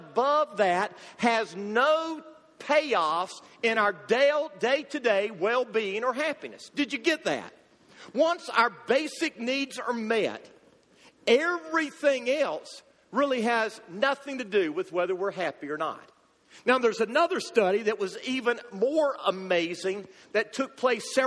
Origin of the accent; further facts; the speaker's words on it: United States; as American Christians